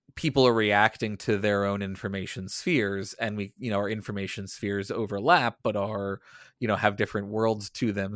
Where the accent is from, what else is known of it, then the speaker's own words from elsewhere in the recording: the South, United States; growing up in the South